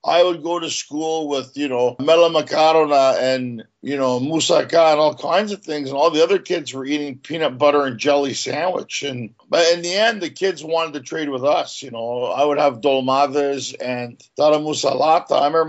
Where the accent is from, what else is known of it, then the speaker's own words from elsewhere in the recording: Ottawa, Ontario, Canada; also born or lived in Montreal, Canada; I was born in Montreal, Canada, and I grew up in Ottawa, which is the capital.